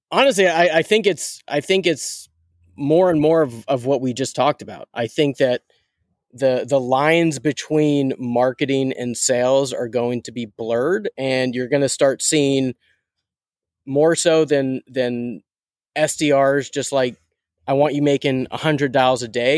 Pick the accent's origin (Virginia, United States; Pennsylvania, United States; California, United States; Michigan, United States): Pennsylvania, United States; Pittsburgh; I'm a from Pittsburgh diehard Steelers fan